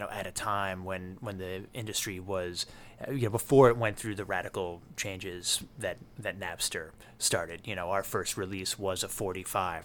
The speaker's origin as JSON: {"language": "English", "town": "New York City", "region": "New York", "country": "United States", "tie": "born or raised there", "said": "I grew up in Hell's Kitchen in the, in the eighties, and that was the entire neighborhood"}